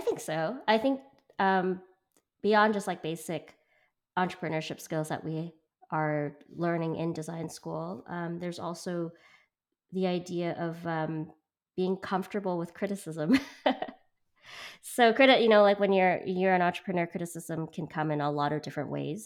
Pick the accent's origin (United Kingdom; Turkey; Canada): Canada; Vancouver, British Columbia; moved away; also born or lived in Hong Kong; so I'm from Hong Kong and I grew up in Vancouver